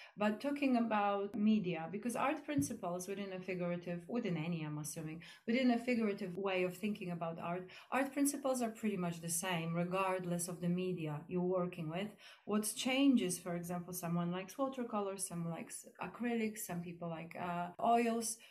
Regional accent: Poland; now in East Grinstead, United Kingdom; I'm from Poland

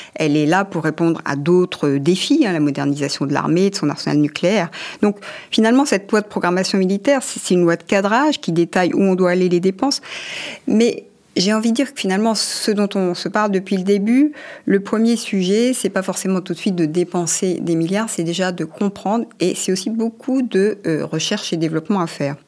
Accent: France; chez nous en France

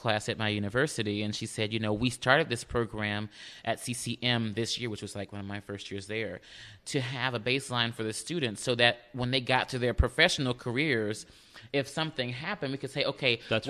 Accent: Houston, Texas, United States; Where I grew up, in Houston. I'm from Houston, a native Houstonian.

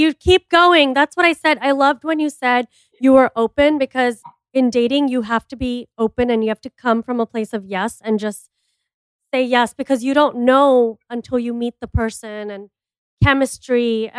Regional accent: Miami, Florida, United States; moved away; I'm from Miami too

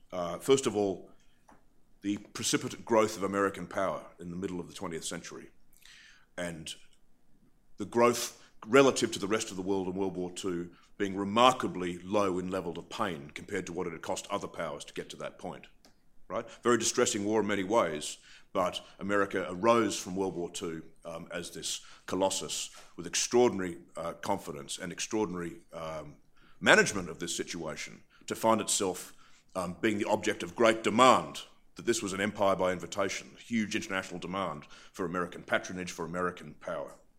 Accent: Australia; also born or lived in Britain; now in United Kingdom; I'm from Australia. I live in Britain

